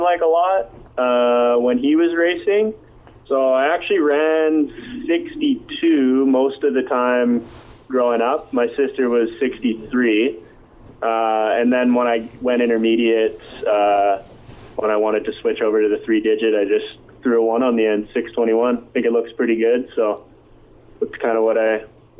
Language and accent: English; Abbotsford, British Columbia, Canada; I'm from Abbotsford, BC.